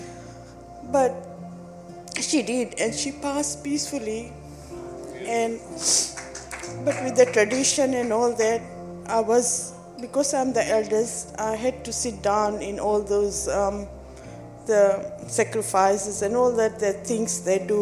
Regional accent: Fiji; I'm from Fiji Islands

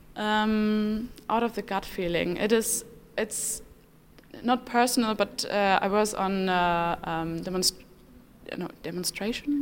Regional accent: Dortmund, North Rhine-Westphalia, Germany; I'm from Dortmund

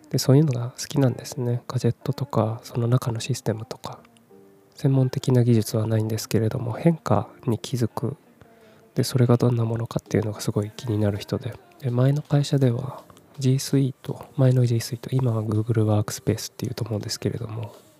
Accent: Kumamoto, Japan; moved away as an adult; also born or lived in Fukuoka / Tokyo; 18歳から福岡30歳から東京で暮らした後退職を機に地元の熊本に帰ってきた36歳無職の僕

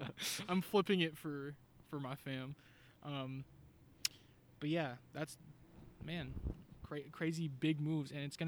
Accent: California, United States; Yeah, I'm from the Bay Area.

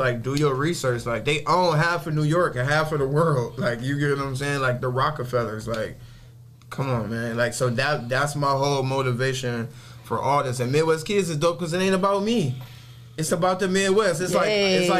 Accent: Nigeria; I'm from overseas. I'm from Nigeria.

